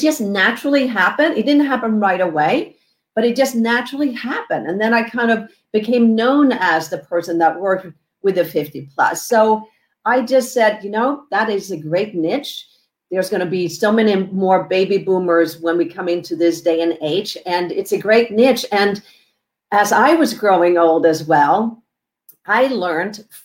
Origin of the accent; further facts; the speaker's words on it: Sweden; moved away as an adult; now in Southern California, United States; I am originally from Sweden. I came over here because I love the sun, love Southern California